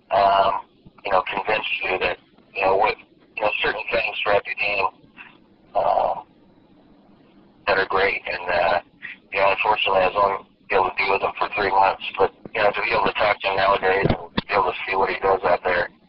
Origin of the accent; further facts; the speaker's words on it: California, United States; You know, I was from California, and you know, went to when I was younger was able to go to some Dodger games.